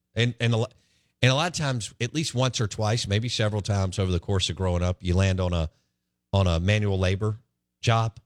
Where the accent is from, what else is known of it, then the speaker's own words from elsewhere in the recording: Jackson, Mississippi, United States; growing up in Bellhaven